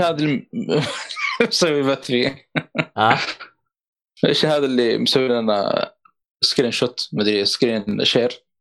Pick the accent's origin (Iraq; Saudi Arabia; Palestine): Saudi Arabia